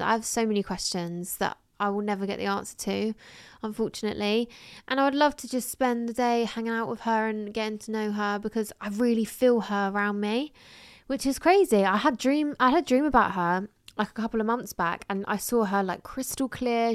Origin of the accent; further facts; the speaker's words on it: England, United Kingdom; I was born in England